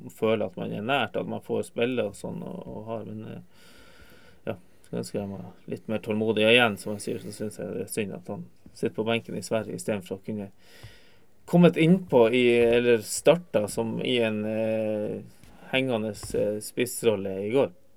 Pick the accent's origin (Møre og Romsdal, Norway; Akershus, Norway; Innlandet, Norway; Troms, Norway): Troms, Norway; Tromsø; also born or lived in Kvænangen; now in Alta, Norway; bor i Alta, jeg er født og oppvokst i Tromsø.